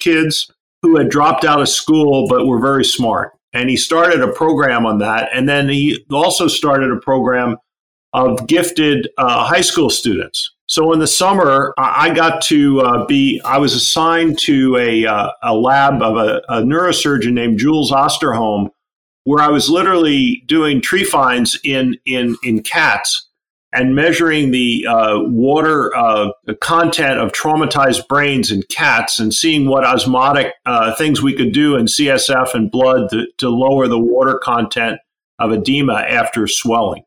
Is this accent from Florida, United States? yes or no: no; Havertown, Pennsylvania, United States; also born or lived in Philadelphia, Pennsylvania; I was born in Philadelphia.